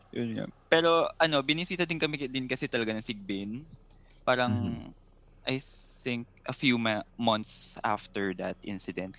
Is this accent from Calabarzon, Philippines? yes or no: no; San Jose, Western Visayas, Philippines; actually, I'm from Antique, to be exact, in San Jose.